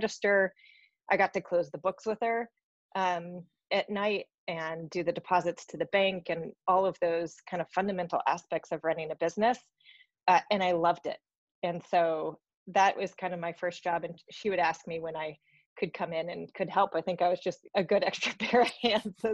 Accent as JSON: {"language": "English", "region": "Alaska", "country": "United States", "tie": "born or raised there", "said": "I grew up in Alaska"}